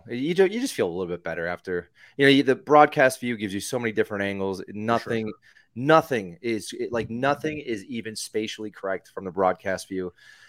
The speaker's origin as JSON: {"language": "English", "town": "Scranton", "region": "Pennsylvania", "country": "United States", "tie": "born there", "also_born_or_lived": "Connecticut / New Jersey", "said": "Yeah, I'm from the Northeast. I was born in Scranton, PA. Moved around a bit, moved in Connecticut, New Jersey."}